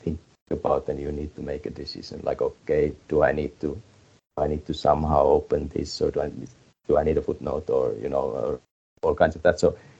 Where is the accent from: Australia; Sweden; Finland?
Finland; We are Finnish, I mean, Finland is a very small country